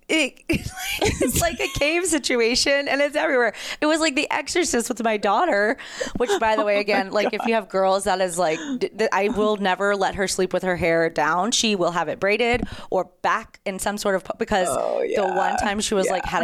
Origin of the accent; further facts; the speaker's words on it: North Carolina, United States; I am from North Carolina